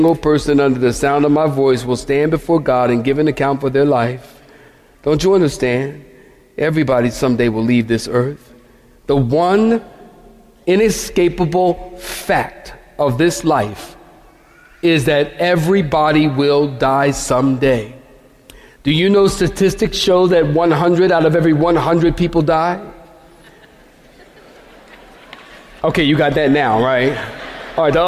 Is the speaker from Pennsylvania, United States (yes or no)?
yes; Philadelphia, Pennsylvania, United States; I'm from Philadelphia, many of you know, and we used to put bars on our window